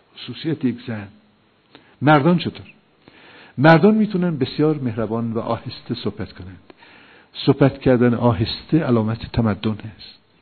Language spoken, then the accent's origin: Persian; Iran; ما ایرانی هستیم ما با ملل دیگه فرق داریم